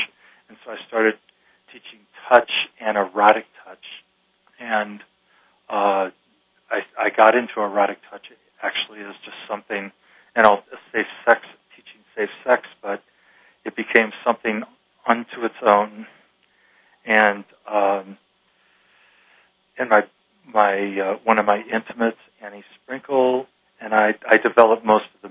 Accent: Midwest, United States; moved away; I was from the Midwest, and I was a Catholic boy who went to Catholic schools

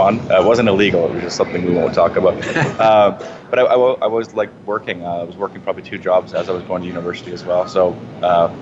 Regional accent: Saskatoon, Saskatchewan, Canada; moved away as an adult; now in Calgary, Canada; So born and raised in Saskatoon, went to U of S, and lived there until I graduated from university

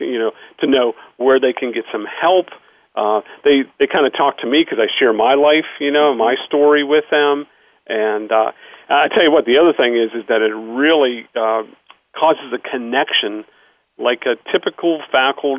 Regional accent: Pittsburgh, Pennsylvania, United States; I grew up in Pittsburgh, so I do have a little accent

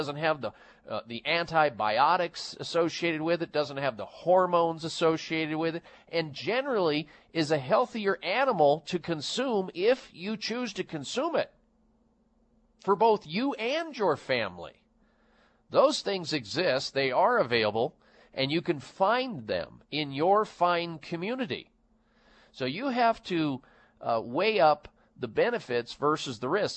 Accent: Midwest, United States; I was raised in the Midwest

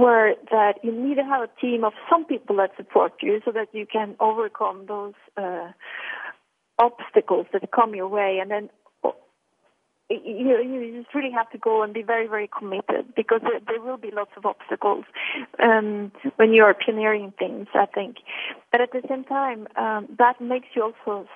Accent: Norway; moved away; also born or lived in Milan; growing up in Norway

